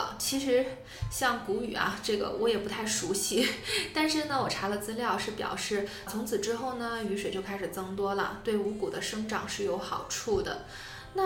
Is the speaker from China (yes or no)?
yes; China; also born or lived in Tianjin; 作为一个中国人